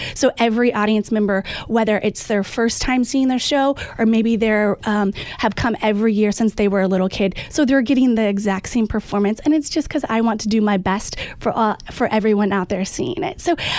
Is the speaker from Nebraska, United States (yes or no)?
yes; Nebraska, United States; moved away as an adult; now in New York City, United States; I grew up in Nebraska, and so coming to New York City was a whole another situation.